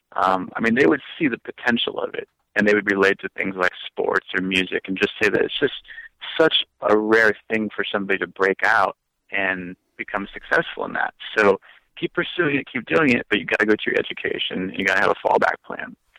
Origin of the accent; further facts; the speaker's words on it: Brookings, South Dakota, United States; now in Branson, United States; my hometown of Brookings, South Dakota